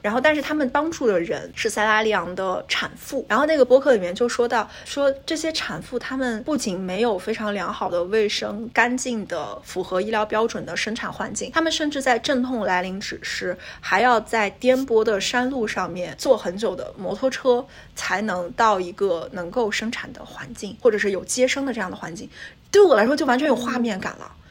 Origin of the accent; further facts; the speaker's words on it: China; now in United States; 我们作为这个中国留学生群体来说